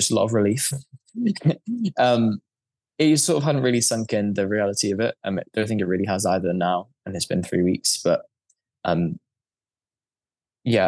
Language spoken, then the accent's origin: English; United Kingdom; being British, you're just used to the cold.